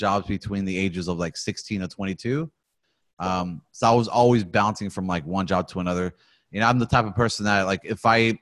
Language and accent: English; Rochester, New York, United States; I was born in New York, in the U.S., and a small city named, it was called Rochester, which is way up kind of by the Great Lakes area up there near Buffalo